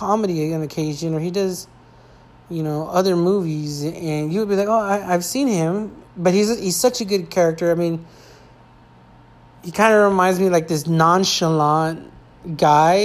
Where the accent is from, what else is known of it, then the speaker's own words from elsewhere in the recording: California, United States; I'm from California.